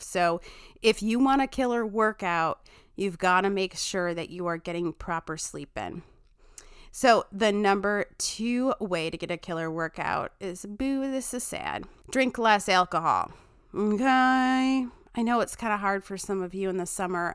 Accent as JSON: {"language": "English", "town": "Chicago", "region": "Illinois", "country": "United States", "said": "I say pitchers weird 'cause I'm from Chicago"}